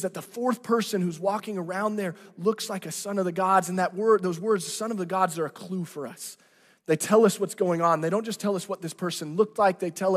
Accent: Branson, Missouri, United States; I'm from Branson, Missouri. And let me let you into this. In junior high, I worked at the Silver Dollar City

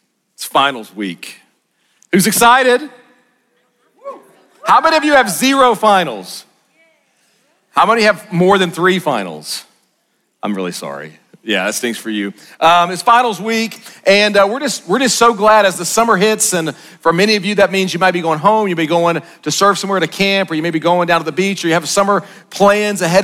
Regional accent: Arkansas, United States

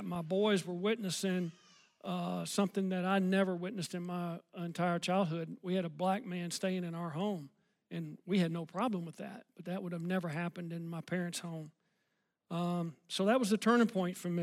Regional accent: Memphis, Tennessee, United States; also born or lived in Collierville, Tennessee; I grew up in Memphis, Tennessee as a kid

